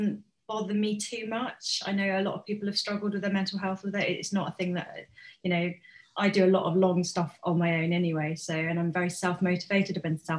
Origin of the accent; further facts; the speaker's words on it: Bournemouth, South West England, United Kingdom; also born or lived in Hereford; I was born in Bournemouth. For a while when I was young, I lived in Hereford, and I loved Hereford. And then my parents split up and I got dragged back to Bournemouth